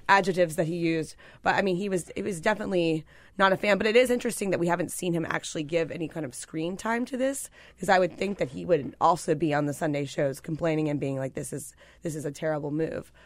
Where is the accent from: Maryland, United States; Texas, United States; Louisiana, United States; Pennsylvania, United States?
Pennsylvania, United States; I'm from Pennsylvania.